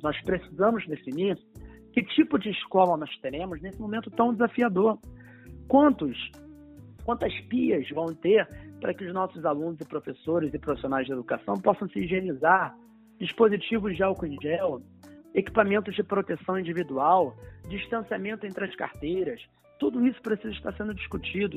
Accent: São Gonçalo, Rio de Janeiro, Brazil; eu sou de São Gonçalo, na região metropolitana, nascido e criado em São Gonçalo

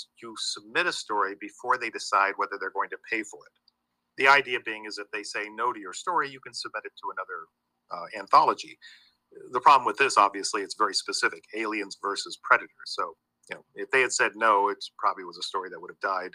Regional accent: St. Augustine, Florida, United States; being from Florida, there's little connectivity to Florida and to my hometown of St. Augustine

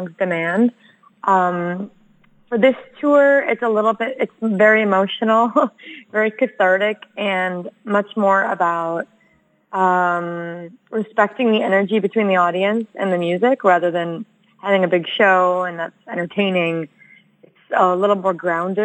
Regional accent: United States; I'm American and my family's been here for a minute

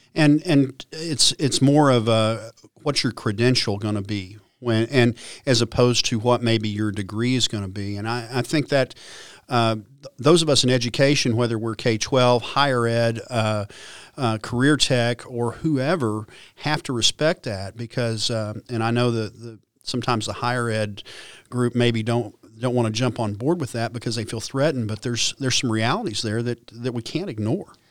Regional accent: Stillwater, Oklahoma, United States; growing up in Stillwater

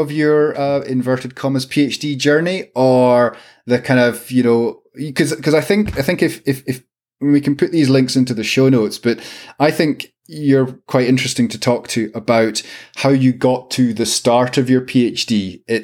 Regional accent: Glasgow, Scotland, United Kingdom; moved away as an adult; now in Edinburgh, United Kingdom; As a Glaswegian who lived there for probably about half my life so far

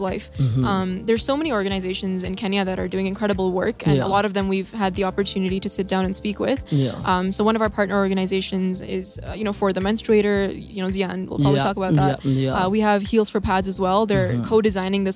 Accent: India; now in Canada; I'm from India originally. I live in Canada right now.

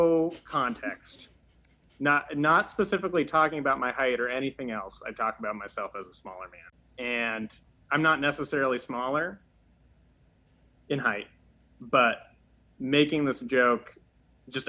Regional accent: Massachusetts, United States; I grew up in Massachusetts. The Commonwealth.

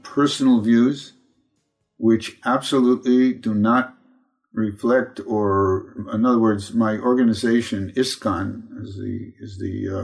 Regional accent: New York City, New York, United States; I was born in Brooklyn, New York

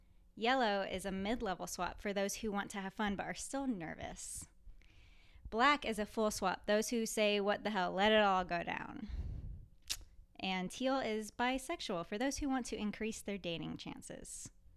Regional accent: Louisiana, United States; oh, no, I'm sorry. I came from Louisiana.

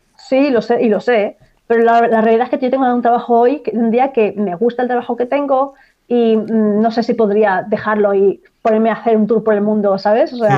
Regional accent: Barcelona, Catalonia, Spain; moved away as an adult; now in Ireland; Yo soy de Barcelona, en Cataluña

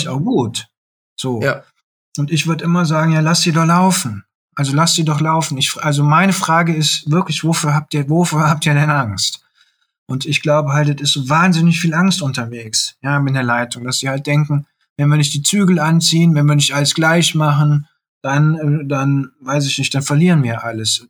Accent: Bergisches Land, North Rhine-Westphalia, Germany; moved away; als ich am Land noch gelebt habe, ich komme aus dem Bergischen Land

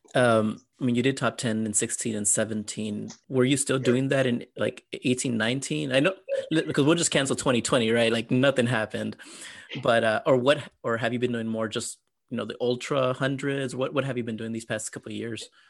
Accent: San Antonio, Texas, United States; I'm from San Antonio

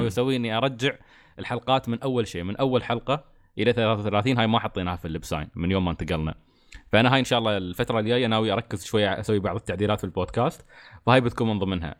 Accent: United Arab Emirates; عندنا في الإمارات

